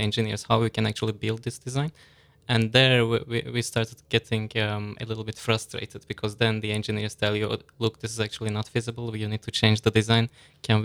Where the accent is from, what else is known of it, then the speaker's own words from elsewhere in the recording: Istanbul, Turkey; now in United Kingdom; I'm from Istanbul, Turkey.